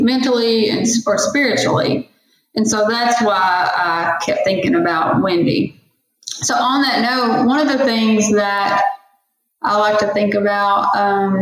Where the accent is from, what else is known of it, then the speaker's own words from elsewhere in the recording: Valliant, Oklahoma, United States; here in my hometown in Valiant, Oklahoma